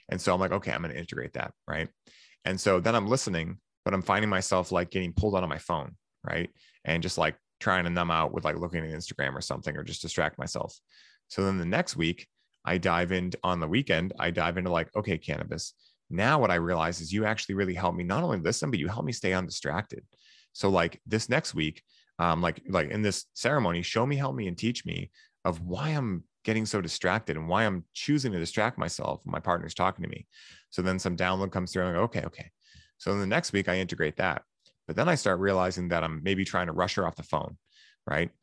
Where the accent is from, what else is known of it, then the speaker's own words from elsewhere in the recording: Boston, Massachusetts, United States; I'm from Boston